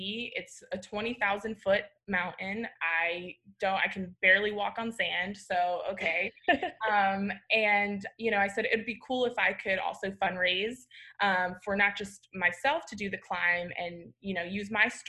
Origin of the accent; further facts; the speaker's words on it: Florida, United States; moved away as an adult; also born or lived in Dallas; I grew up in Florida, so that like hiking is not a thing